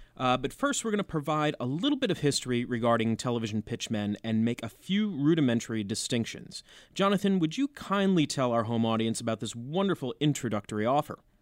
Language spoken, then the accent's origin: English; Union County, New Jersey, United States; born and raised in Union County, New Jersey